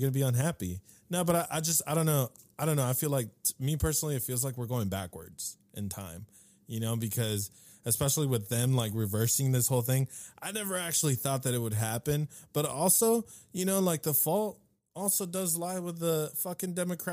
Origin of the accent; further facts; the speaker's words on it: California, United States; growing up in California